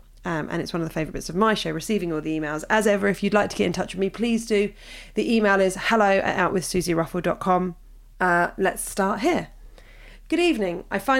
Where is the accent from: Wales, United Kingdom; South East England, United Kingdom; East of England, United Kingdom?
South East England, United Kingdom; Hove; also born or lived in Brighton; I was born in Brighton and grew up in Hove, which on paper, I know from us, must feel like an ideal platform for tolerance, acceptance and freedom.